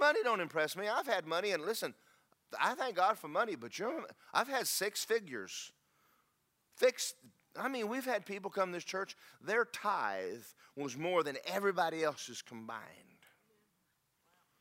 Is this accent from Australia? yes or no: no; United States; I'm proud of being an American